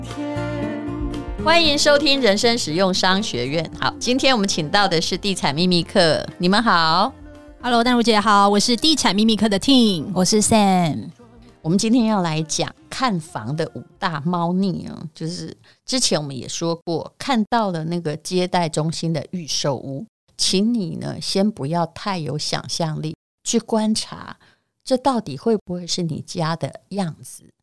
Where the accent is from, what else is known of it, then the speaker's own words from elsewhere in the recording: Yilan County, Taiwan; 我们宜兰人